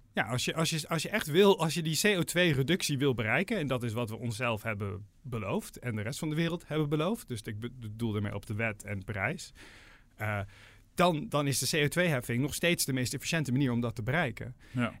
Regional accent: Netherlands

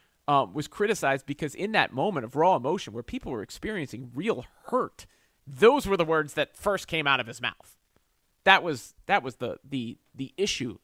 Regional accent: Southern Maryland, United States; I grew up in Southern Maryland

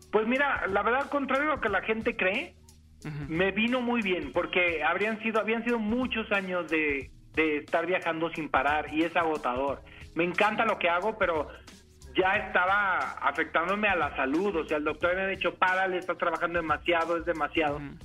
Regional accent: Jalisco, Mexico; Yo soy de Jalisco y la verdad del estado Jalisco tiene un lugar en mi corazón.

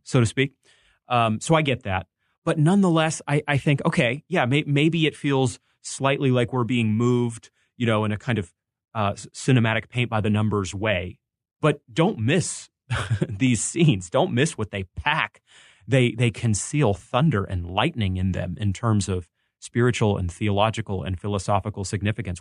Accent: Maine, United States; I grew up in Maine

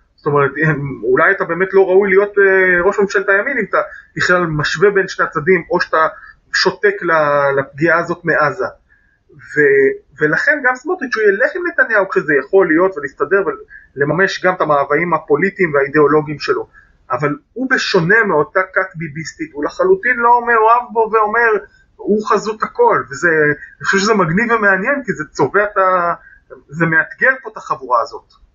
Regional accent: Jerusalem, Jerusalem District, Israel; אני יליד 1980, נולדתי להורים שיאריכו ימים גרים עד היום ברובע היהודי בירושלים

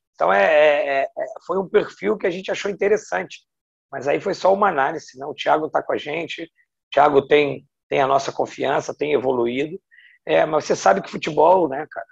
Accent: Rio de Janeiro, Brazil; moved away as an adult; voltar para minha cidade natal

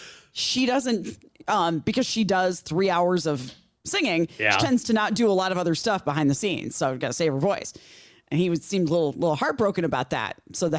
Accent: Chicago, Illinois, United States; I can still sing it. I mean, I grew up in Chicago.

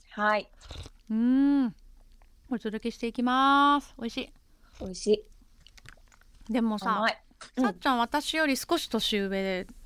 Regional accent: Tokyo, Japan; 私東京出身だから上京して音楽やってやるぞっていう気概がないままさ

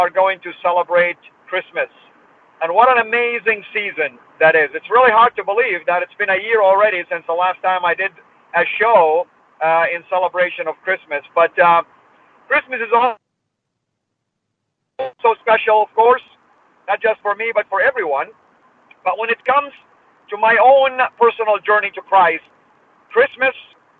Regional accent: Saudi Arabia; I was born and raised in Saudi

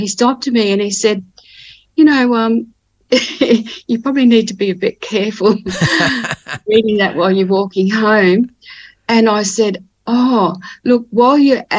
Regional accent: Ipswich, Queensland, Australia; now in Cairns, Australia; I was born in Ipswich, which is near Brisbane in Queensland, and grew up in a working class family

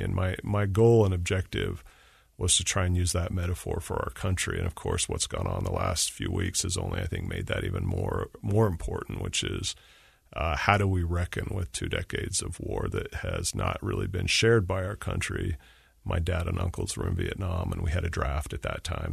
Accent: Utah, United States; I missed Utah. I'm from Utah

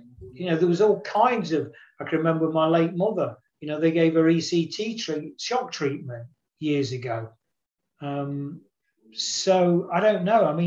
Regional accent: Nottingham, East Midlands, United Kingdom; born or raised there

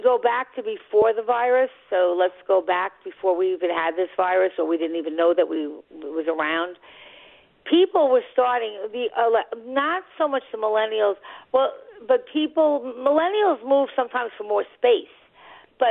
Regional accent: Long Island, New York, United States; now in New York City, United States; I live in the city, but I'm from Long Island

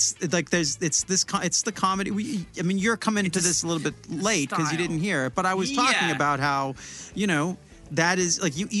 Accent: Olympia, Washington, United States; I'm from Olympia, Washington.

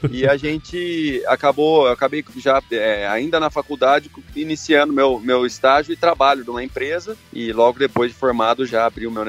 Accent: Campinas, São Paulo, Brazil; also born or lived in Três Lagoas; O Paulo, eu sou nascido aqui em Campinas, morei sete anos em Três Lagoas, onde meu pai teve um, umas atividades agrícolas lá também.

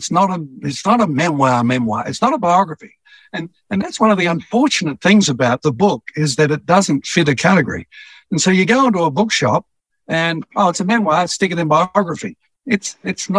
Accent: Petrie, Queensland, Australia; As a boy growing up in Petrie, which back then was a little country town outside Brisbane

